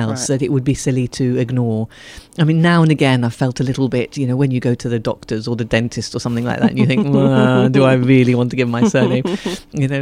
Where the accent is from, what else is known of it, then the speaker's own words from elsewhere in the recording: Ethiopia; I was born and brought up in Ethiopia